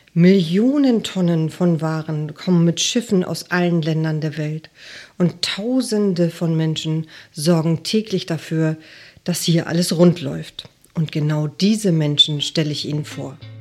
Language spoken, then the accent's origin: German; Hamburg, Germany; Ich bin aus Hamburg